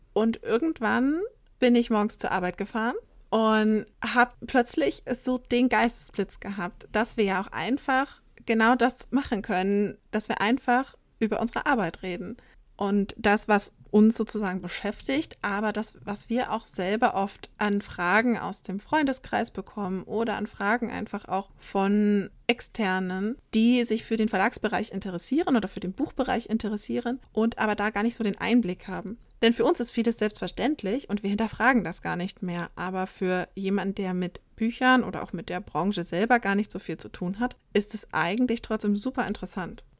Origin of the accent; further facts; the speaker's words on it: northern Saxony-Anhalt, Germany; moved away; also born or lived in southern Germany; ich komme aus Sachsen-Anhalt ursprünglich und da auch tatsächlich eher aus dem nördlichen Teil Sachsen-Anhalts